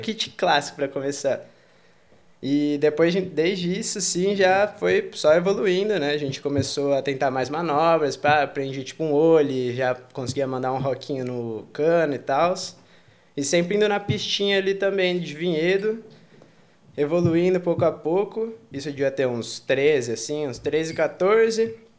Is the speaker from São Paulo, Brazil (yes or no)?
yes; Campinas, São Paulo, Brazil; moved away as an adult; also born or lived in Valinhos, São Paulo / Australia / Italy; now in Barcelona, Spain; eu, tipo, cresci em Campinas praticamente